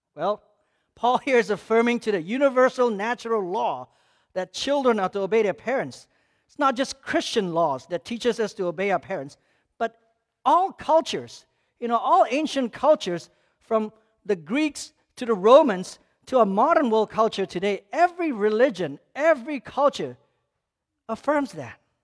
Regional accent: Malaysia; moved away; growing up in Malaysia as a Muslim country

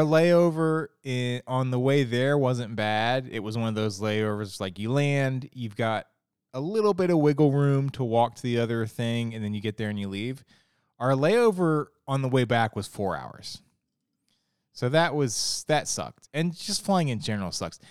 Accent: Ohio, United States; moved away as an adult; also born or lived in Florida / Arizona; now in Virginia, United States; I grew up in Ohio, very flat

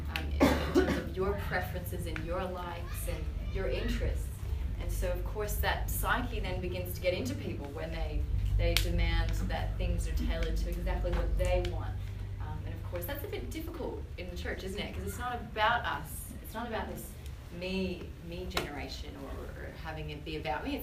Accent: Canada; moved away as an adult; now in Australia; I'm from Canada

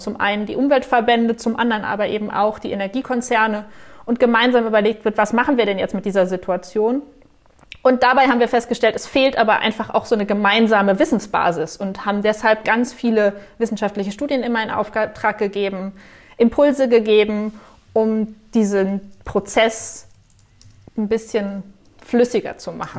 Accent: Germany; als Deutsche

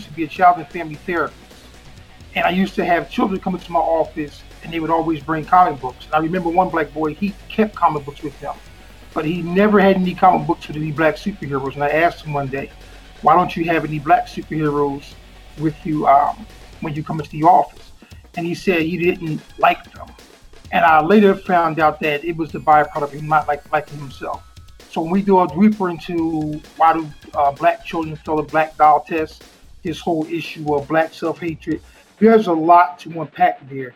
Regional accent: Trenton, New Jersey, United States; Born and bred, the Vineland Housing Projects in Trenton, New Jersey

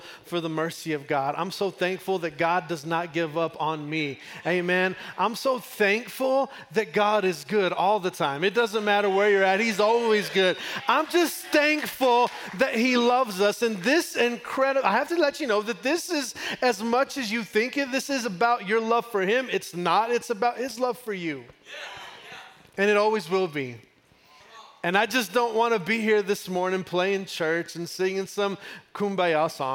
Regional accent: Texas, United States; I'm from Texas

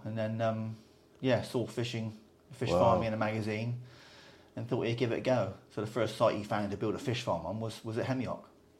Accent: Somerset / Devon, South West England, United Kingdom; also born or lived in Taunton, Somerset / Dartmoor, Devon; West Country, lad, all my life, yeah. Born in Somerset, which isn't very far away.

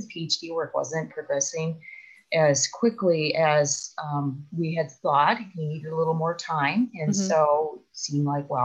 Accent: Milwaukee, Wisconsin, United States; moved away as an adult; also born or lived in Evanston, Illinois / Stanford, California; I was born in Milwaukee, Wisconsin, and then I grew up in a suburb. And I, you know, lived there my whole life till I went away to college

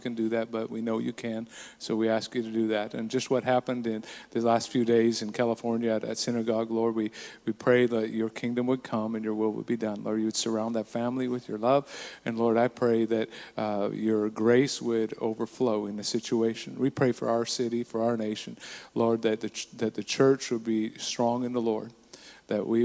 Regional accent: Burton, British Columbia, Canada; I grew up in a small town in BC, in the interior. I usually say Nakusp, but actually it was in a place even smaller than that, just outside of Nakusp, called Burton

